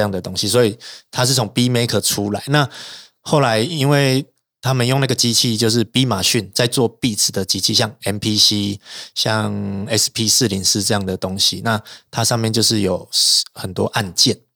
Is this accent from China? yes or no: no; Taichung, Taiwan; 因为我是台中人啦，啊，我们以前那，在台中有很多朋克团